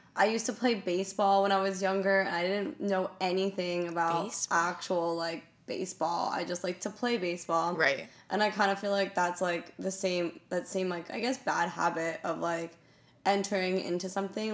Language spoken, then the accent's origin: English; United States; I'm super American